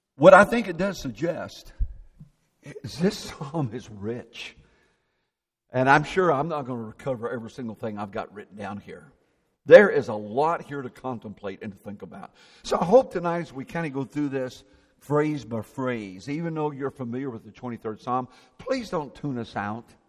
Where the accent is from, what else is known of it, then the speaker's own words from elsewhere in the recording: Indiana, United States; I grew up in Indiana